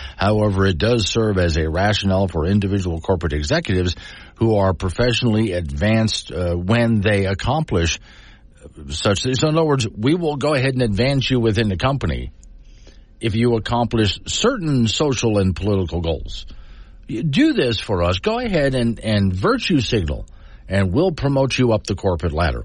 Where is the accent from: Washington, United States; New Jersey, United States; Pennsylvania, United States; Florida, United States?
Florida, United States; I grew up in Florida